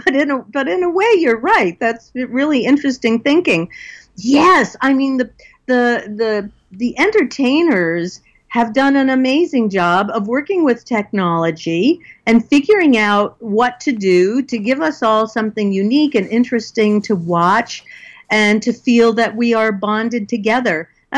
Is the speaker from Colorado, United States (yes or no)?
no; New York, United States; now in California, United States; I live in California. I grew up in New York.